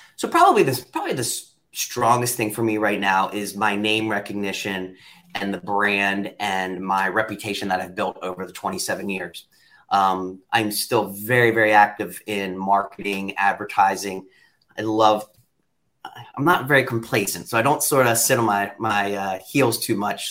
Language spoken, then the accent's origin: English; York, Pennsylvania, United States; a kid that was born and raised in York County, Pennsylvania.